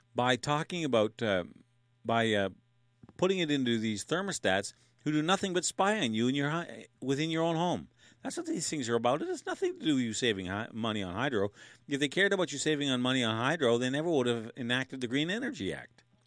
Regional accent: Canada; We're Canadian

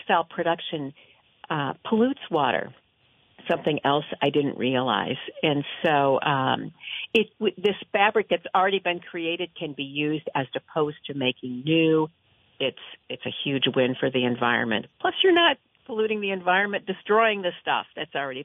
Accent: Midwest, United States; now in Vermont, United States; I grew up in the Midwest, as did my husband

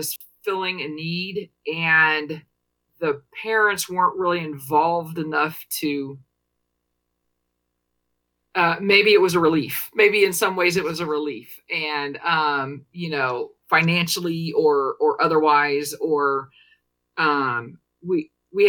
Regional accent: Paxton, Illinois, United States; now in Washington, D.C., United States; I'm from Paxton, Illinois, which is a really small town north of Champaign

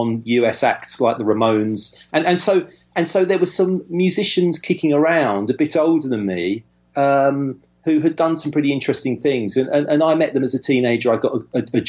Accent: Southend-on-Sea, East of England, United Kingdom; also born or lived in East London; I grew up in a slightly at the time a slightly shabby seaside town called Southend-on-Sea

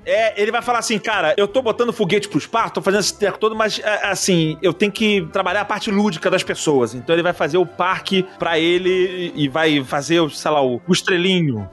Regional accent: Rio de Janeiro, Brazil; Eu sou do Rio de Janeiro, eu tive a Terra Encantada aqui

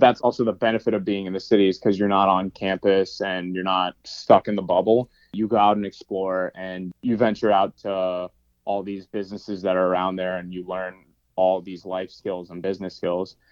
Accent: New York City, New York, United States; moved away as an adult; also born or lived in Massachusetts; now in Los Angeles, United States; I grew up in New York City, actually.

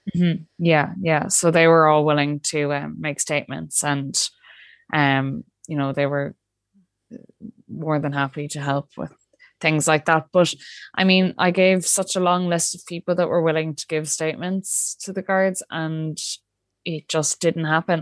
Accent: Ireland; as Irish people

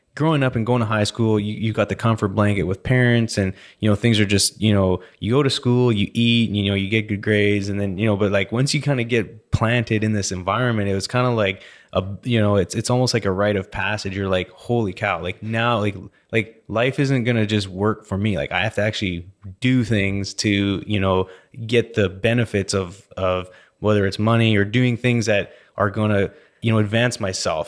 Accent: Vernon, British Columbia, Canada; also born or lived in Calgary, Alberta / Lake Country, British Columbia; now in Houston, United States; I was born in Calgary, then moved to Vernon, B C

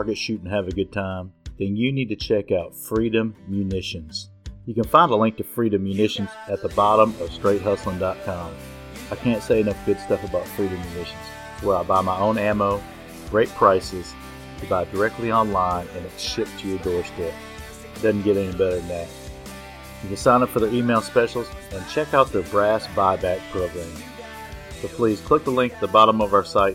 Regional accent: Nashville, Tennessee, United States; We're from Nashville

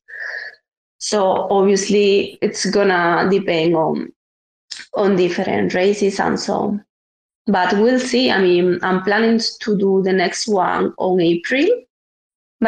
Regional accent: Spain; I'm from Spain

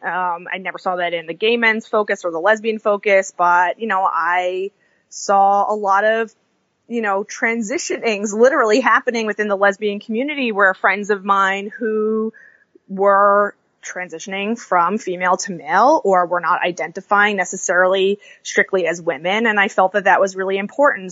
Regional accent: New York, United States; growing up in New York

